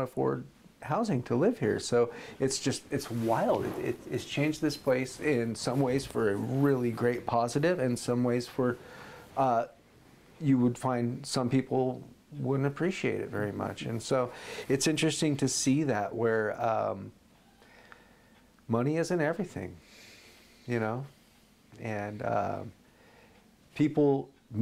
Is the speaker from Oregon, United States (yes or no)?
yes; McMinnville, Oregon, United States; I grew up here in McMinnville